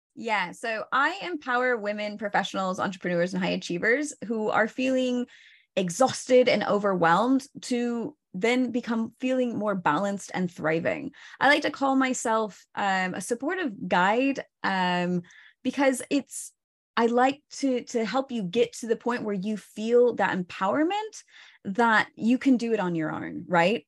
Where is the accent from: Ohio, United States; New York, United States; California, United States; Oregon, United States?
Oregon, United States; moved away as an adult; also born or lived in northern Spain; now in Spain; I'm originally from Oregon.